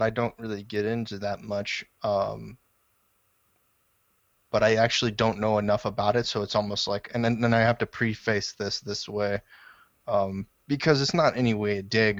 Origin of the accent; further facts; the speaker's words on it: Nevada, United States; born there; now in Texas, United States; I was born in Nevada.